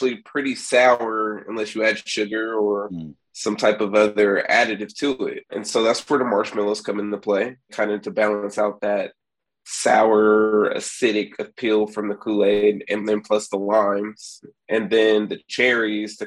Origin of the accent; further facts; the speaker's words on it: Sacramento, California, United States; moved away as an adult; now in San Antonio, United States; I'm originally from Sacramento